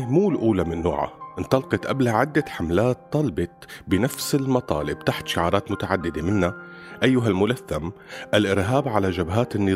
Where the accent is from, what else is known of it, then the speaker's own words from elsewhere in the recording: Syria; كلياتنا كسوريين نحمي إخواتنا السوريين